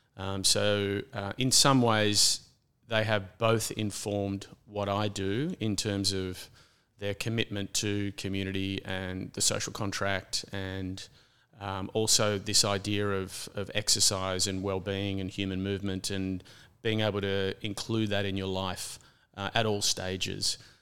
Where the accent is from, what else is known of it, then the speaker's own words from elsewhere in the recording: Brisbane, Queensland, Australia; now in Sydney, Australia; I grew up in a city primarily. I was born in Brisbane